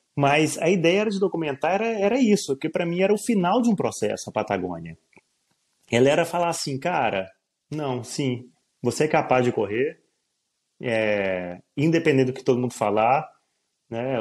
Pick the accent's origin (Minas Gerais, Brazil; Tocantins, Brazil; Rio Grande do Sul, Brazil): Minas Gerais, Brazil; eu sou mineiro, sou de Minas Gerais, a terra das montanhas